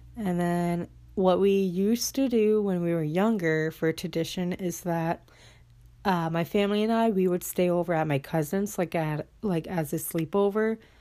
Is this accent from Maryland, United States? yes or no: no; Minnesota, United States; moved away as an adult; I'm at my hometown right now. So, just chilling. I'm at my house that I grew up